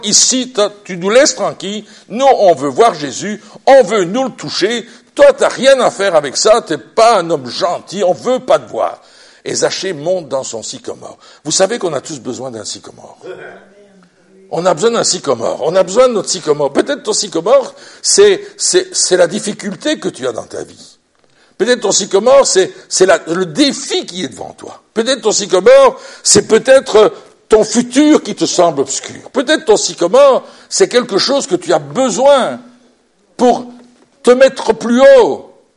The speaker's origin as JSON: {"language": "French", "country": "Belgium", "said": "Chez nous en Belgique, on a une royauté"}